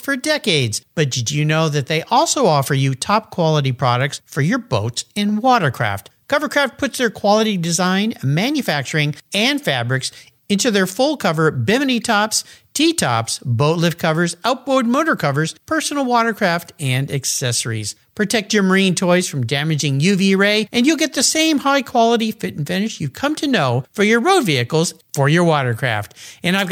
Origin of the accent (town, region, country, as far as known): San Diego, California, United States; born or raised there; moved away